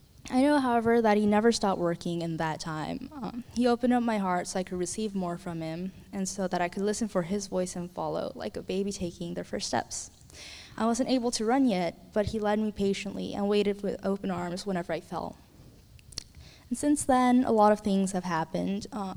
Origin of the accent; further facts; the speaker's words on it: Illinois, United States; also born or lived in Texas; I'm currently a senior at Windermere High School. So I grew up in Illinois and Texas for most of my life